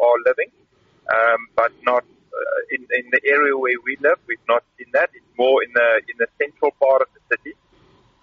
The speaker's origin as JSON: {"language": "English", "region": "Karoo", "country": "South Africa", "moved": "as an adult", "lives_now": "Kyiv, Ukraine", "said": "I come from the Karoo"}